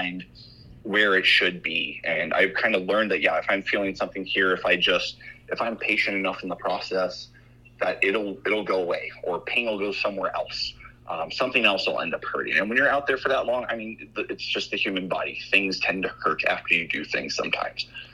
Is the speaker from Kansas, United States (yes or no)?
no; Orlando, Florida, United States; also born or lived in Cocoa Beach, Florida; now in Montana, United States; I grew up in Florida, originally around like Orlando and Cocoa Beach area.